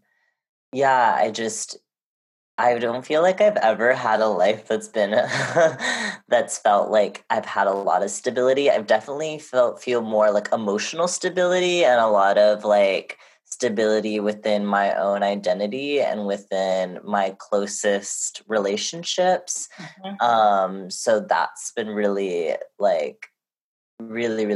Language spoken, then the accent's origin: English; Honolulu, Hawaii, United States; moved away; also born or lived in Lenape Hoking (New York area) / California; my hometown of Honolulu, Hawaii